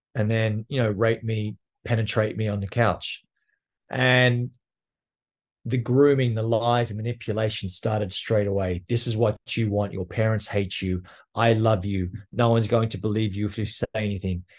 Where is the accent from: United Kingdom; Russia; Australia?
Australia; now in New York, United States; I am Australian, and I grew up in a little town just outside of Canberra